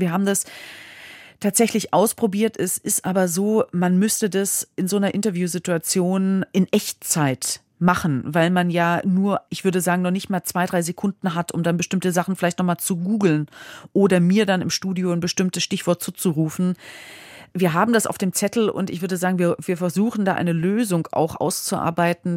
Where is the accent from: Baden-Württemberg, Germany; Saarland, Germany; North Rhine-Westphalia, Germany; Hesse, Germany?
Hesse, Germany; das ist mein Heimatbundesland.